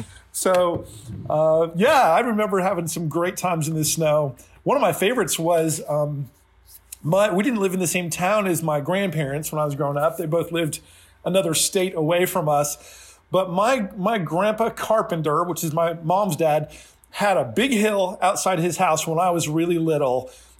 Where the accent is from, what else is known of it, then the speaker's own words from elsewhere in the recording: Pennsylvania, United States; also born or lived in New Jersey; Yeah. So yeah, I grew up in Eastern Pennsylvania in New Jersey when I was in grade school, elementary school.